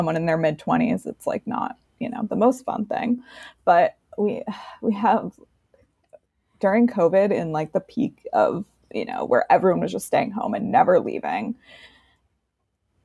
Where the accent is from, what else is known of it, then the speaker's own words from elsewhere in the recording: New York City, New York, United States; now in Palo Alto, United States; I'm from New York